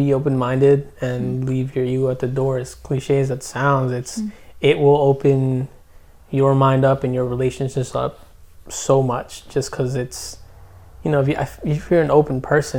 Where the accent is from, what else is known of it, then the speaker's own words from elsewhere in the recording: Trenton, New Jersey, United States; I, my parents are Guatemalan. I'm from Trenton